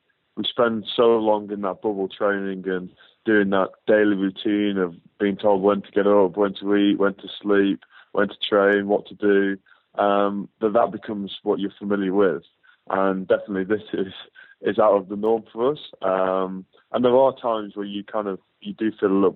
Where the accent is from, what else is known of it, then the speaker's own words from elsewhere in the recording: Northwich, North West England, United Kingdom; being in my hometown